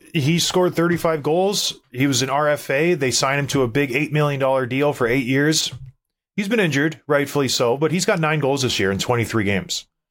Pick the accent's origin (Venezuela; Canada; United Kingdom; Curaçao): Canada; I'm a Canadian kid